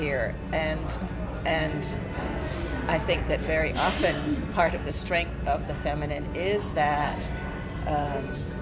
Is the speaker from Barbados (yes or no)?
yes; Barbados; growing up in Barbados in the West Indies